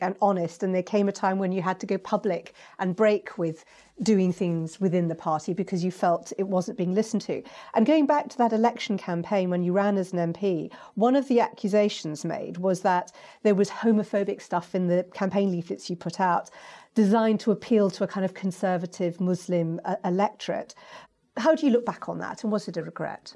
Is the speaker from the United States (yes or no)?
no; United Kingdom; I'm a British Asian